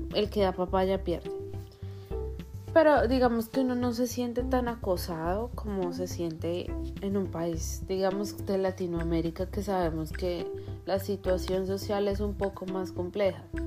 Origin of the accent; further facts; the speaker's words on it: Colombia; moved away as an adult; now in United States; yo soy de Colombia